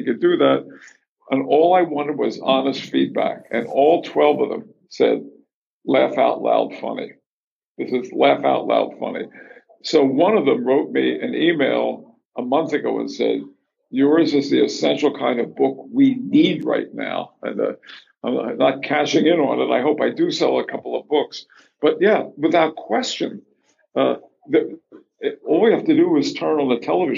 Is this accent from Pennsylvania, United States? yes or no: yes; Philadelphia, Pennsylvania, United States; moved away; also born or lived in North Carolina / New York; Philadelphia, my hometown